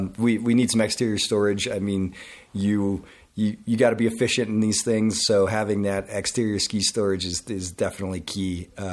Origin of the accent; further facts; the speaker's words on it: Grand Junction, Colorado, United States; Marketing and Sales Director, and I'm from Grand Junction, Colorado.